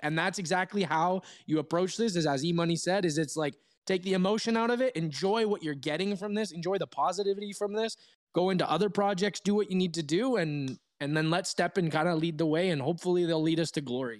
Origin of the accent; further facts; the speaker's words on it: Toronto, Ontario, Canada; now in Switzerland; my hometown of Toronto